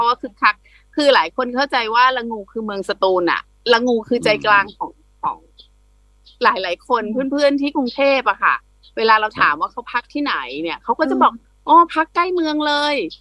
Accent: Satun, Thailand; moved away as an adult; also born or lived in Bangkok; เป็นคนสตูลที่ไปอยู่กรุงเทพแล้วกลับมาอยู่ที่นี่

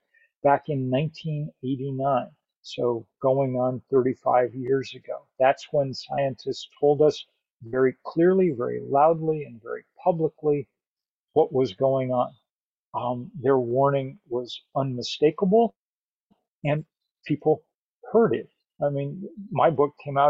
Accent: United States; I'm an American

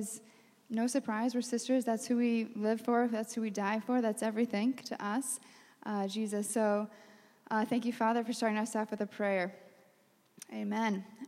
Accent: New York, United States; Yes, we're from New York.

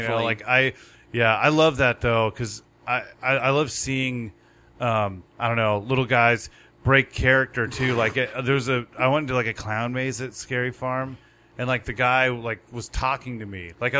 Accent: California, United States; we're from Southern California.

